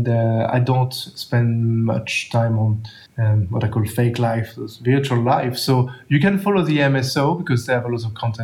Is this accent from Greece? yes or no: no; France; accent: French; English is a second language; now in Australia; I speak quite raw French accent in English.